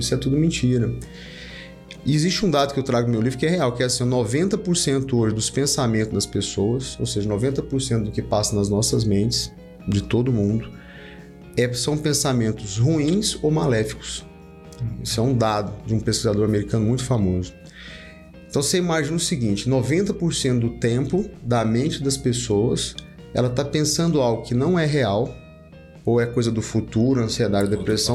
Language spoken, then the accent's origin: Portuguese; Porangatu, Goiás, Brazil; also born or lived in Goiânia; eu sou de uma, do norte de Goiás, né, lá de Porangatu